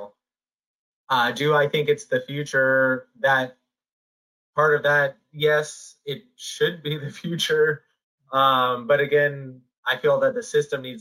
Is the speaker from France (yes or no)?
no; Iowa, United States; moved away; I grew up in Iowa